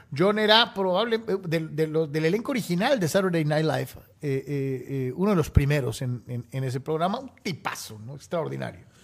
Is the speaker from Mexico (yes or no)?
yes; Mexico; como reporteros mexicanos cubriendo los Chargers